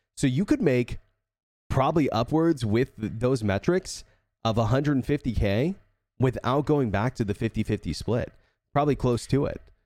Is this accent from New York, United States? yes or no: no; Texas, United States